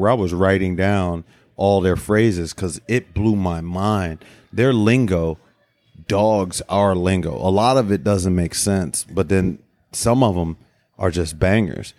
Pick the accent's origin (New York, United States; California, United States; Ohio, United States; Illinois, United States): Ohio, United States; Cleveland Heights; I went to Cleveland Heights